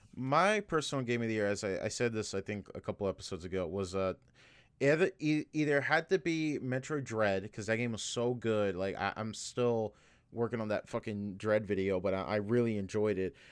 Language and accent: English; United States; as an American